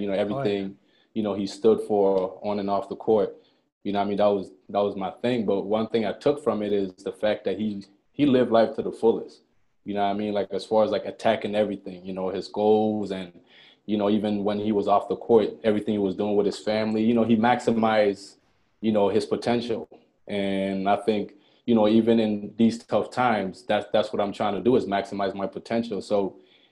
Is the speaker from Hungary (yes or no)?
no; Montreal, Quebec, Canada; also born or lived in Ghana; I moved up to Montreal.